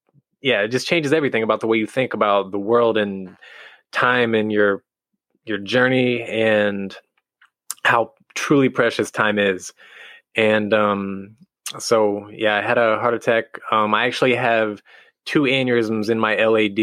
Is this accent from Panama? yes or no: no; Midwest, United States; now in California, United States; I'm from the Midwest